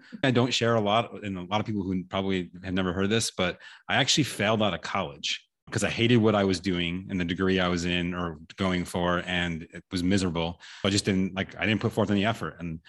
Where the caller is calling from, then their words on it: Austin, Texas, United States; I am located in Austin, Texas, USA.